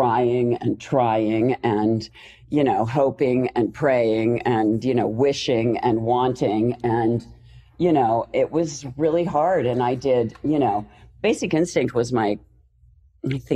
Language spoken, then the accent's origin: English; Pennsylvania, United States; moved away as an adult; now in Los Angeles, United States; because I'm from Pennsylvania, which is, you know, the snow and slush center of the world.